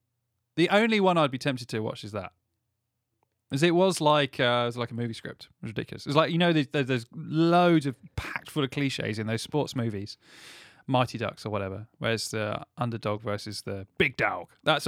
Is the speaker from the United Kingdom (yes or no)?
yes; Scotland, United Kingdom; now in Doncaster, United Kingdom; I don't know why I'm Scottish, I just moved to Doncaster.